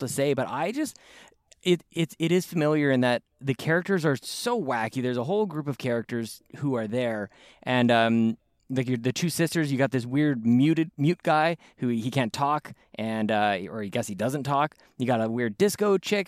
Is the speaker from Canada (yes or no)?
yes; Canada; Joel and I are, we're both Canadian